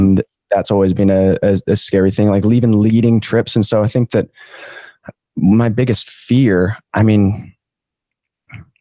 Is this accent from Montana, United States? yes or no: yes; Montana, United States; now in Far North Queensland, Australia; I have an Australian mom and American dad. I grew up in Montana